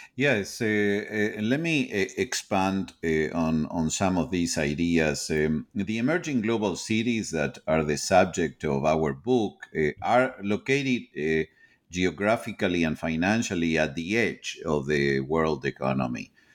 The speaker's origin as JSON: {"language": "English", "country": "Argentina", "moved": "as an adult", "lives_now": "United States", "said": "I am originally from Argentina."}